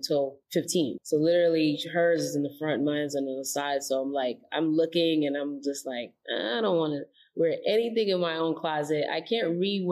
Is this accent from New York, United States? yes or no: yes; New York City, New York, United States; I grew up in the Bronx